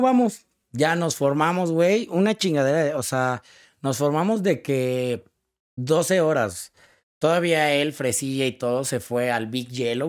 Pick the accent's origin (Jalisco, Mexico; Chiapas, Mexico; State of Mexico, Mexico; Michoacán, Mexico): State of Mexico, Mexico; Cuautitlán Izcalli; Yo, yo soy de Iscali, que significa tu casa entre los árboles